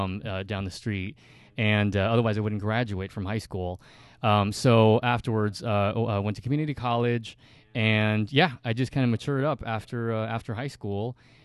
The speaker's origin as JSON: {"language": "English", "region": "California", "country": "United States", "tie": "born or raised there", "said": "so I grew up in Southern California and went to community college and gathered up my credits and transferred to UC Berkeley."}